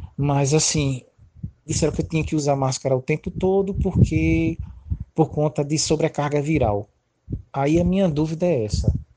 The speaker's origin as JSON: {"language": "Portuguese", "town": "Recife", "region": "Pernambuco", "country": "Brazil", "moved": "yes", "lives_now": "João Pessoa, Brazil", "said": "Na verdade, sou de Recife, moro em João Pessoa"}